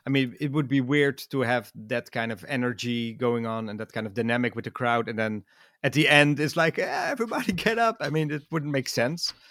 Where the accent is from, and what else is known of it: Netherlands; English is a second language